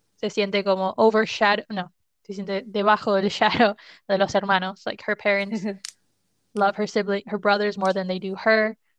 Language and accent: Spanish; Argentina; somos de Argentina